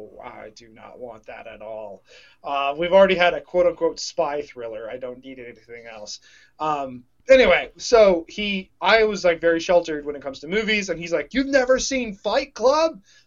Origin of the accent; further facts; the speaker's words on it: Houston, Texas, United States; moved away; I grew up a Bears fan, and I grew up in Houston.